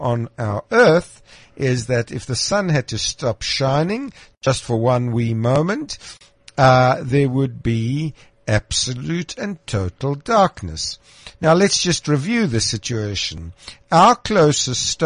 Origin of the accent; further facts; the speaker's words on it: Krugersdorp, Gauteng, South Africa; I was born in Krugersdorp, which is now Mohali City.